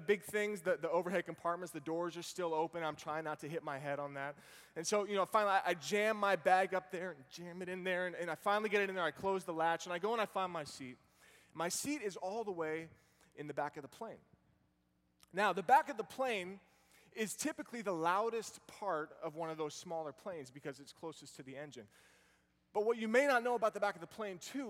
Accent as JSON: {"language": "English", "town": "Boston", "region": "Massachusetts", "country": "United States", "tie": "born or raised there", "moved": "yes", "lives_now": "Virginia, United States", "said": "I grew up over in the Boston area"}